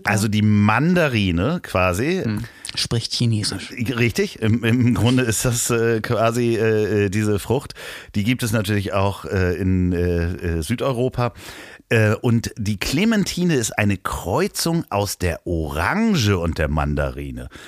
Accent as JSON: {"language": "German", "area": "Spandau", "region": "Berlin", "country": "Germany", "said": "Und wie Spandau, wo ich herkomme."}